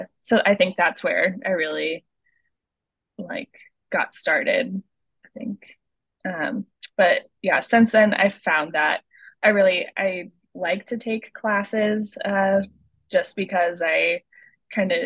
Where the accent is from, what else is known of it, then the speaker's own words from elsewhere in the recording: Nebraska, United States; now in Studio City, United States; I am from Nebraska originally